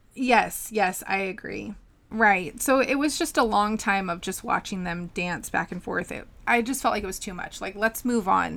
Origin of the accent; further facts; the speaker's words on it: California, United States; we're both from California